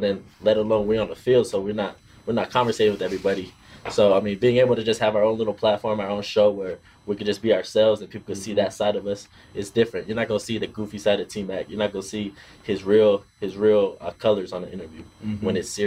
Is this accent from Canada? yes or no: no; Tonga; moved away; I'm from the Kingdom of Tonga.